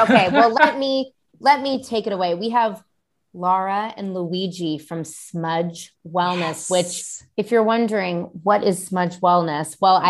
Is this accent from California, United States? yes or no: yes; Marin, San Francisco, California, United States; Born and raised in Marin in San Francisco.